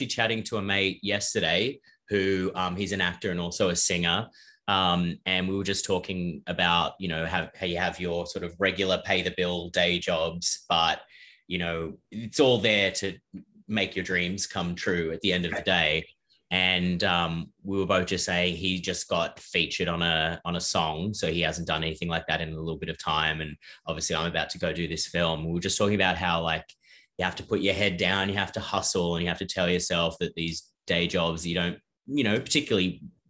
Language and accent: English; Ireland; also born or lived in South Africa / Australia; I grew up kind of all over the place. I was born in South Africa and moved to Australia very briefly, and then we moved to Ireland.